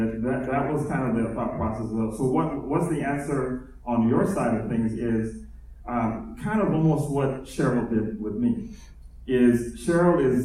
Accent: United States; I'm also a Ghanaian and Nigerian man, born in America

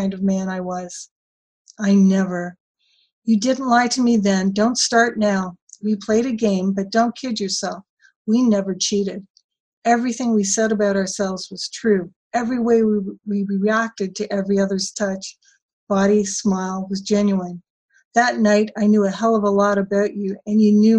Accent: Canada; I'm Canadian

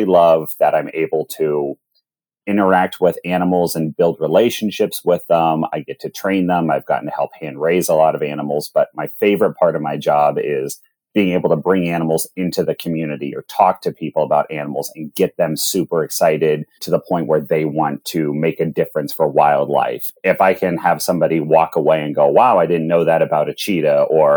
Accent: Pittsburgh, Pennsylvania, United States; moved away as an adult; now in Columbus, United States; I grew up in Pittsburgh, Pennsylvania

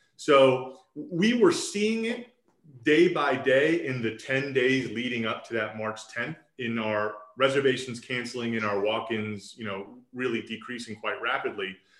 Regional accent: Roswell, Georgia, United States; I was raised here in Roswell. So I went to elementary, middle, high school here in Roswell, graduated from Roswell High School in 2003.

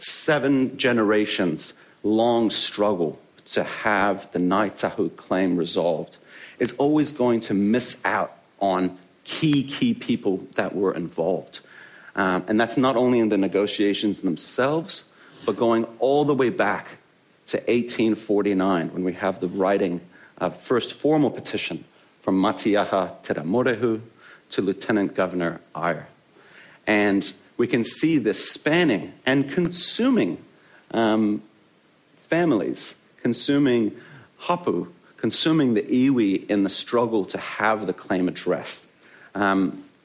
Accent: Canada; moved away as an adult; also born or lived in Hungary; now in Christchurch, New Zealand; I am originally born in Hungary, but I grew up in Canada. That's where I get this funny accent

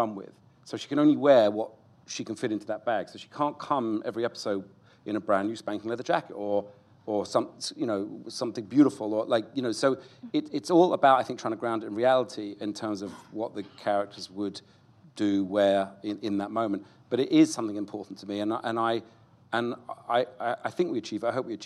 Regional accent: United Kingdom; also born or lived in United States; I'm a Brit

